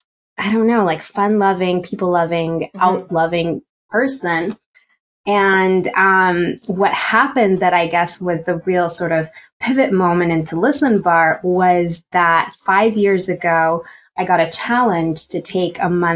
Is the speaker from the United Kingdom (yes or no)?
no; Romania; English is a second language; moved away as an adult; now in United States; I'm from Romania, born and raised. Yeah, you wouldn't hear it in my accent, but born and raised, came to the States for college.